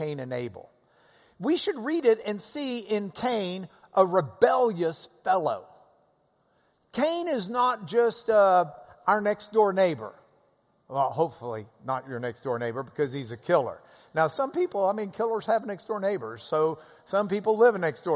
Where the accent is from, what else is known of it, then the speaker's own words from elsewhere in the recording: Lubbock, Texas, United States; I grew up in Lubbock